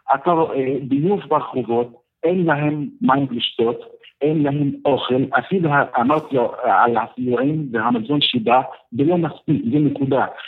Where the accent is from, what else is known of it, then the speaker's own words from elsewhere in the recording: Gaza City, Gaza Strip, Palestine; Hebrew is a second language; moved away as an adult; now in southern Gaza Strip; אני אה, במקור מנהיר עזה